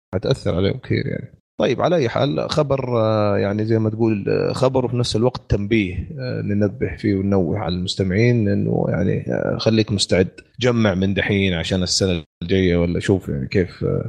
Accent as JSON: {"language": "Arabic", "country": "Saudi Arabia", "said": "عندنا في السعوديه"}